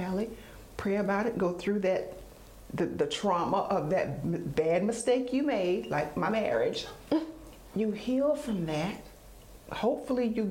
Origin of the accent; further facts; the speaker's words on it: Duplin County, North Carolina, United States; I grew up in Duplin County, 40 minutes from the beach